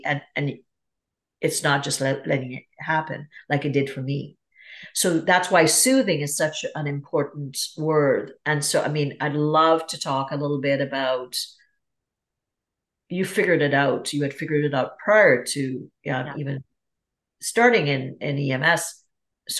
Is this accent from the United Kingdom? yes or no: no; Trinidad & Tobago; also born or lived in Toronto, Canada; now in Canada; I'm from Trinidad and Tobago. That's where I grew up